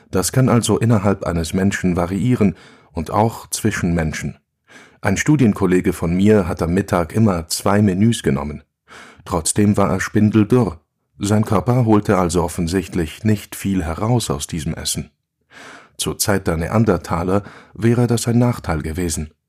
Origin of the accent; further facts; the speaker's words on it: Basel, Basel-Stadt, Switzerland; Hier hoch kamen wir mit dem Hund spazieren, als ich noch ein Kind war. Ich bin unten im Tal aufgewachsen, im Arbeiterquartier am Fuß vom Bruderholz.